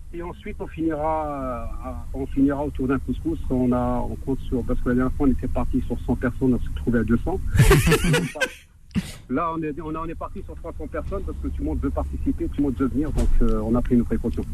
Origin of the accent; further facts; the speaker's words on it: Nanterre, Île-de-France, France; je suis natif des bidonvilles de Nanterre.